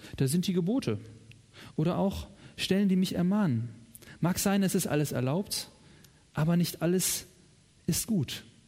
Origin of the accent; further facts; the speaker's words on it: Germany; In meiner Heimat